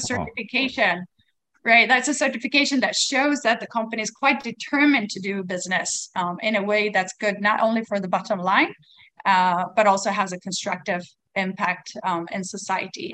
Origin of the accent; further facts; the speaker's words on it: Sweden; now in Taiwan; I come from Sweden. Uh, we are um, calling in from Taiwan